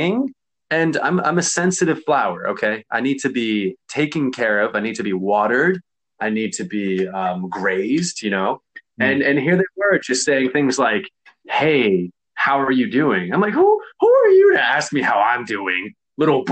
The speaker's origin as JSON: {"language": "English", "region": "Connecticut", "country": "United States", "said": "I'm not from here. I'm from Connecticut."}